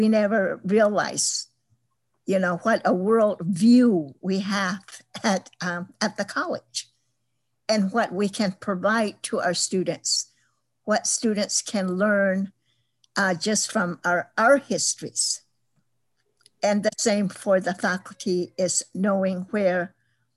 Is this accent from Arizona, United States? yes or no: yes; Tohono O'odham Nation, Arizona, United States; I was born at home on the Tohono O'odham Nation